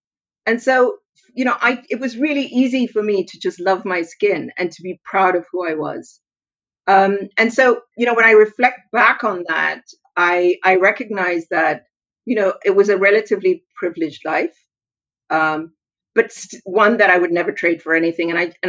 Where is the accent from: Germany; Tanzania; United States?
Tanzania; also born or lived in Zambia / Lesotho / Swaziland; So I grew up in Tanzania, in Zambia, in Lesotho, and actually that's where I met your mom. And then I went to school in Swaziland.